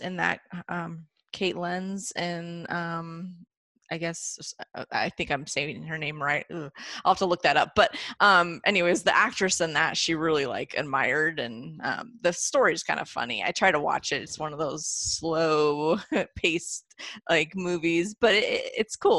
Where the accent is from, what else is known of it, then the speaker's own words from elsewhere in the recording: Ventura County, California, United States; in Ventura County area, which is where I grew up in California